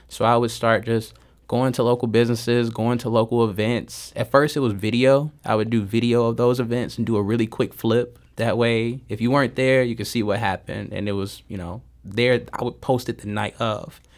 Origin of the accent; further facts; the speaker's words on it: St. Louis, Missouri, United States; I grew up in North County. Um, I grew up between Kinloch, Castle Point, and a little bit of Southside.